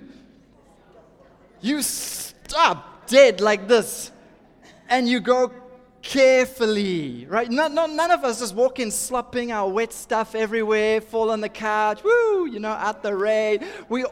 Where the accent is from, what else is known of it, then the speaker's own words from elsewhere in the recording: Durban, KwaZulu-Natal, South Africa; I'm from Durban